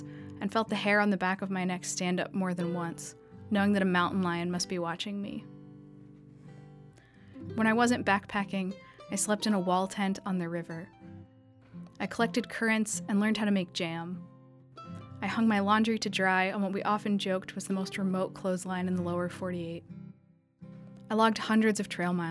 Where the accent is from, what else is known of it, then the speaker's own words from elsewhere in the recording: New York City, New York, United States; also born or lived in Idaho; I grew up in New York City, and I had one of the most urban childhoods imaginable